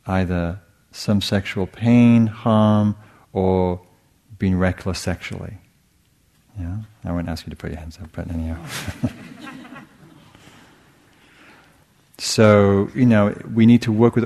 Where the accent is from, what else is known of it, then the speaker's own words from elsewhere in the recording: England, United Kingdom; moved away; I grew up in England